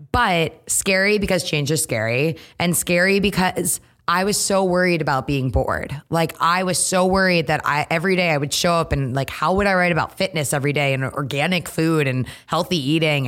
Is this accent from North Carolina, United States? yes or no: no; Trumbull, Connecticut, United States; moved away as an adult; now in New York, United States; Grew up in Connecticut, uh, born and raised in Trumbull, went to Yukon, so Connecticut through and through